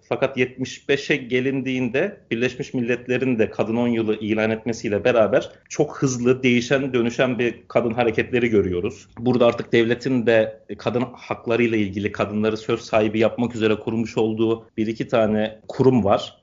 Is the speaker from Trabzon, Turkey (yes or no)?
yes; Trabzon, Turkey; moved away as an adult; also born or lived in Paris, France; now in Rabat, Morocco